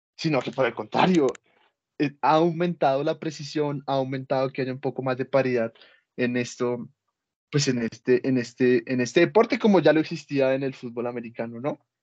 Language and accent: Spanish; Colombia; nosotros como colombianos que no tenemos el pasaporte